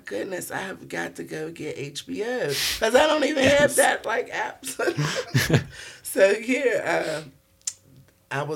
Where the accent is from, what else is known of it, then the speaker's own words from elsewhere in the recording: Pittsburgh, Pennsylvania, United States; growing up in Pittsburgh